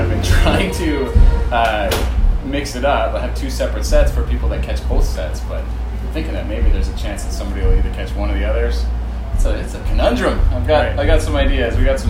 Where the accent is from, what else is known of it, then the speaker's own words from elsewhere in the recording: Alberta, Canada; growing up in Alberta